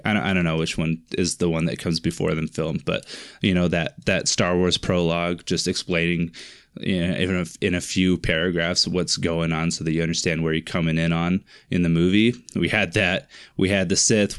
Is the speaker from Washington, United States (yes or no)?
yes; Finley, Washington, United States; grew up in Finley, Washington, a little town in Finley, Wash-, or named Finley, in the, the state of Washington.